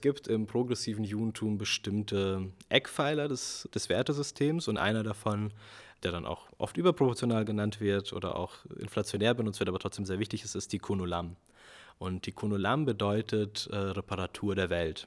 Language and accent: German; Germany; unsere Generation, wir sind jetzt aufgewachsen in Deutschland